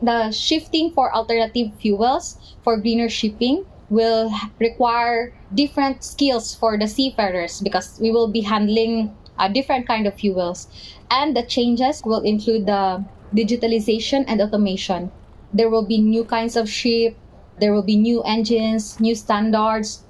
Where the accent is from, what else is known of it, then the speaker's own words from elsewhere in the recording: Philippines; I'm a seafarer from the Philippines